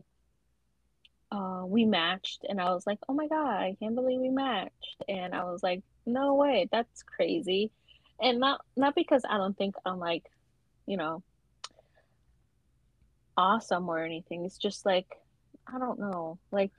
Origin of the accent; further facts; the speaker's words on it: New York, United States; I'm from New York.